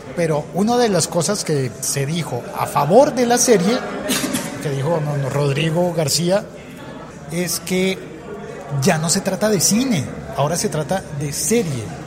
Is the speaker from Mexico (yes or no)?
no; Colombia